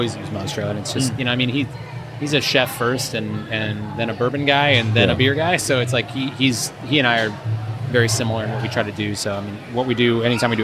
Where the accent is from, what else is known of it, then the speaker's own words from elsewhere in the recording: San Clemente, California, United States; also born or lived in San Diego; I got a summer job at Pete's Port in San Clemente, my hometown.